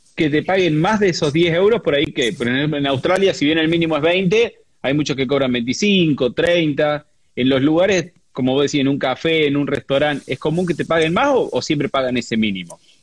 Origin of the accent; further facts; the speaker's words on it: Córdoba, Argentina; cordobesa también